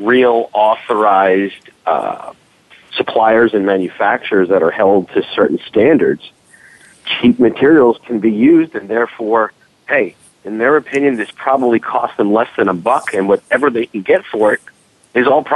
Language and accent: English; New York City, New York, United States; accent: New York; now in Philadelphia, United States; I certainly feel comfortable when I put on my New York accent and don't have to really hold back anymore, because that really is the town that I was born and raised right outside of the city